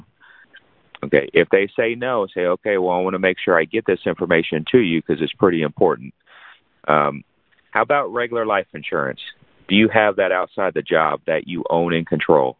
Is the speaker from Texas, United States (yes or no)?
yes; San Antonio, Texas, United States; now in Fort Worth, United States; I was born in San Antonio